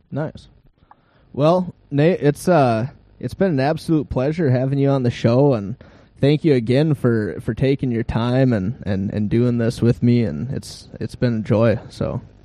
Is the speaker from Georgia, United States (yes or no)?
no; Grand Rapids, Minnesota, United States; I grew up in Grand Rapids, and we're on the caboose end of the Iron Range